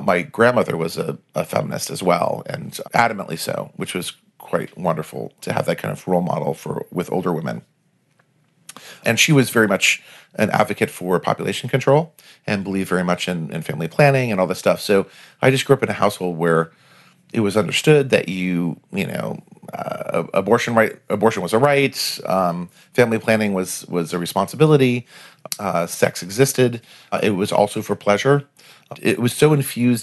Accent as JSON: {"language": "English", "town": "Providence", "region": "Rhode Island", "country": "United States", "tie": "born or raised there", "said": "I grew up in Providence, Rhode Island, which is a wonderful little town."}